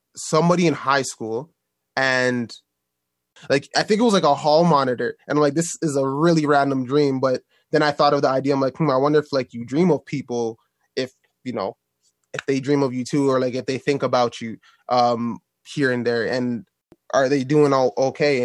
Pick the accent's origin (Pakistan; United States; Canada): Canada; Toronto, Ontario; my hometown. I'm from here